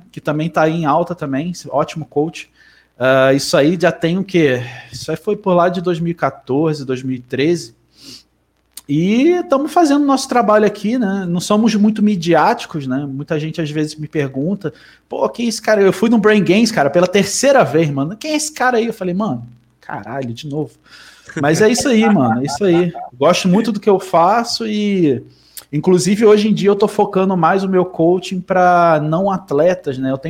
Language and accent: Portuguese; Rio de Janeiro, Brazil; Cara, eu vim dos confins de Rio de Janeiro.